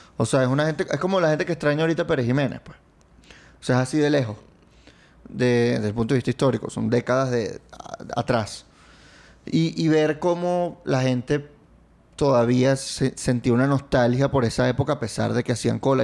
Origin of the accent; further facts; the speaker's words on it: Venezuela; cuando yo crecí de niño, Chávez llegó cuando yo tenía ocho